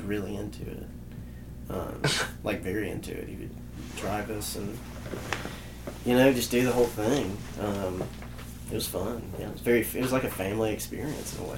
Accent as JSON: {"language": "English", "town": "Columbus", "region": "Mississippi", "country": "United States", "tie": "born or raised there", "said": "we us three were actually all born here, Mhm. um, and then me and Dean grew up here."}